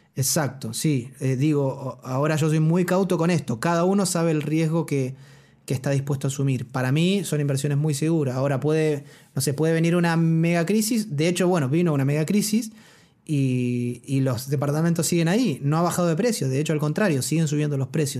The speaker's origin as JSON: {"language": "Spanish", "country": "Argentina", "moved": "as an adult", "lives_now": "Chile", "said": "yo, un, un, un, argentino que vino sin nada"}